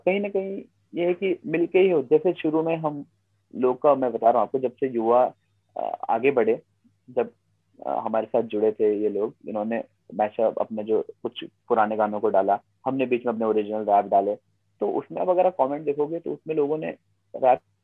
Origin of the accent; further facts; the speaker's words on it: Uttarakhand, India; हमारे लोकल लोग हैं जो हमारे उत्तराखंड की जो जनसंख्या है